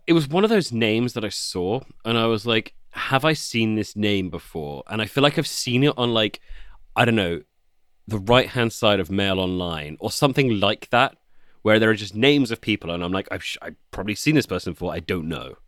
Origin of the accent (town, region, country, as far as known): United Kingdom